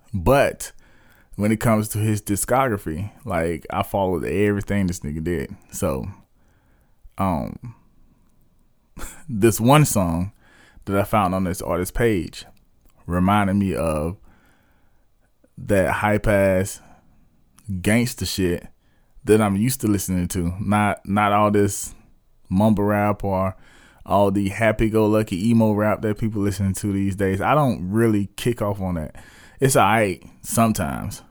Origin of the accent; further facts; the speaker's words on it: South Carolina, United States; my hometown, um, based in Spur Leaves, West South Carolina